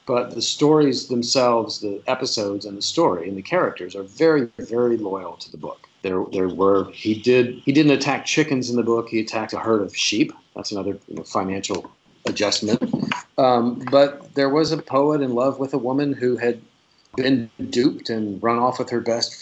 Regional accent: South Louisiana, United States; I'm from South Louisiana

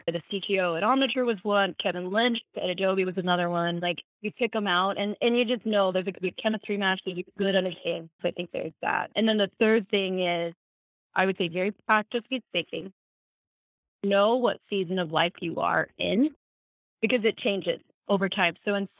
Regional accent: South Africa; I'm not from Gap. I grew up in South Africa.

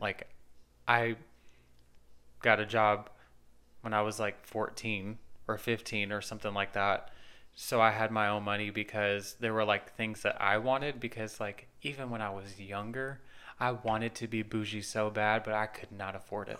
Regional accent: Nashville, Tennessee, United States; I'm from Nashville

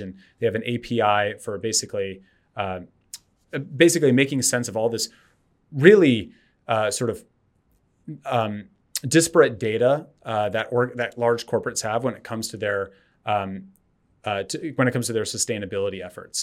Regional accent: Berkeley, California, United States; I, I grew up, um, in Berkeley

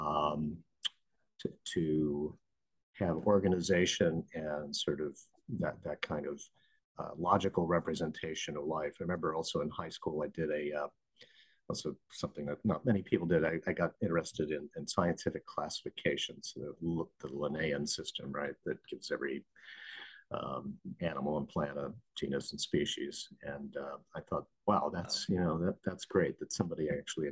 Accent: Northern Illinois, United States; now in New York, United States; I grew up in actually Northern Illinois

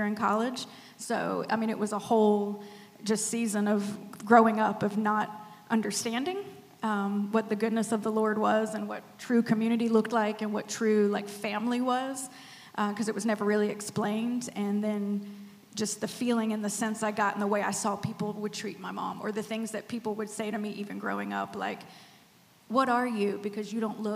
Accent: Spartanburg, South Carolina, United States; Originally from Spartanburg, Sparkle City

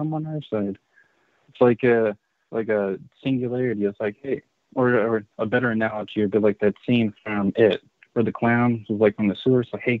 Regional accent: United States; But then it's like now, as I'm older, I'm like, ah, I'm American. I don't care.

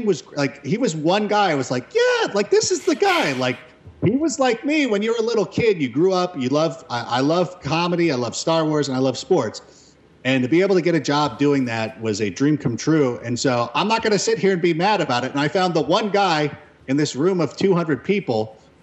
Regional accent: Los Angeles, California, United States; growing up in the Los Angeles area

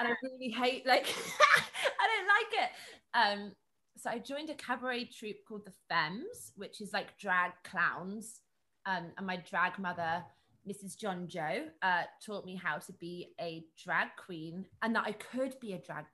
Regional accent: Birmingham, West Midlands, United Kingdom; I grew up in Birmingham

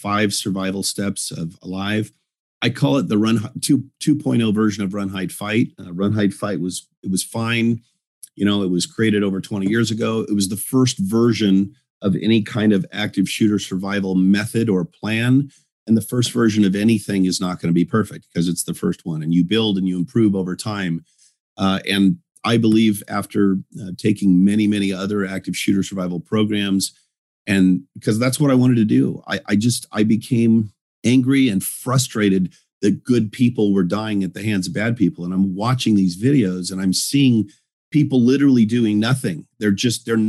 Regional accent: Northern Colorado, United States; also born or lived in California; grew up most of my childhood from the time I was 7 to 18 in Northern Colorado

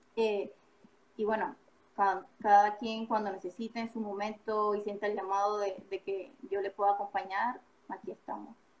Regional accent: Panama; moved away; Yo soy panameña

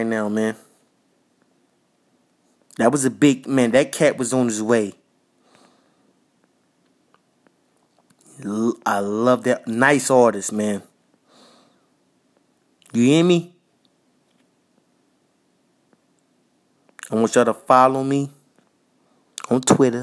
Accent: New York City, New York, United States; also born or lived in Minnesota; I was raised in Jamaica, Queens

